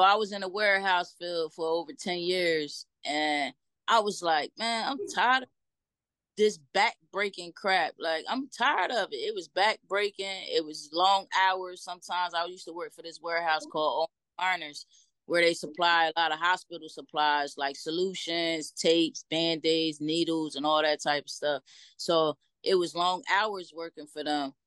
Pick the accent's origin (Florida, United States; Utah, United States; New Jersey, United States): New Jersey, United States; Trenton; I'm from Trenton, New Jersey, born and okay, raised.